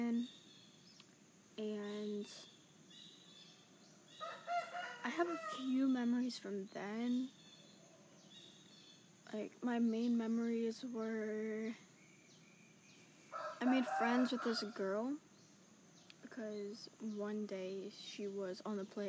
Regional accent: Santa Rosa, California, United States; born or raised there; also born or lived in Arizona / Mendocino, California

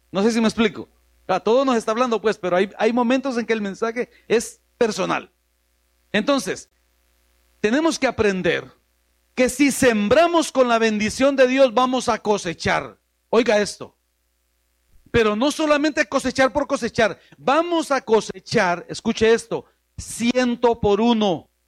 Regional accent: New York, United States; born there; Para los que nacimos allá en Nueva York es más fácil decirlo así en inglés, perdón.

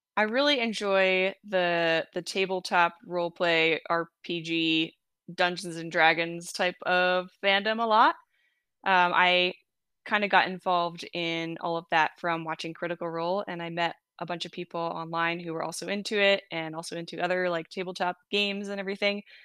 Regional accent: New Jersey, United States; also born or lived in Michigan; now in Kansas, United States; I was born in New Jersey

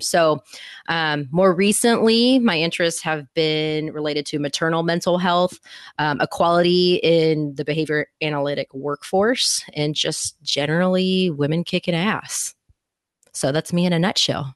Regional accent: Houston, Texas, United States; I'm from Houston

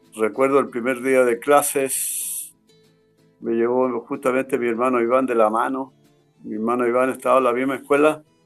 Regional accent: Huelquén, Santiago Metropolitan Region, Chile; moved away as an adult; also born or lived in Punta Arenas, Chile; nacido y criado en Win. Así es, pues. Siempre viviendo acá en esta zona

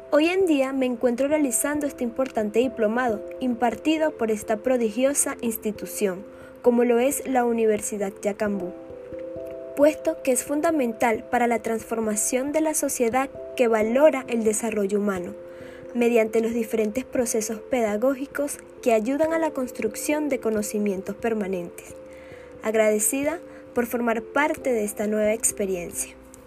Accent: Barquisimeto, Lara, Venezuela; Soy venezolana, natural de Barquisimeto, municipio Ibarre

